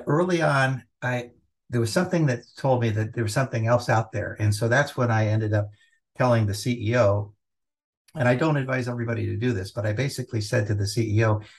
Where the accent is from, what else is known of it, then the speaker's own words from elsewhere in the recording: Los Angeles, California, United States; Growing up in Southern California, yeah, in Los Angeles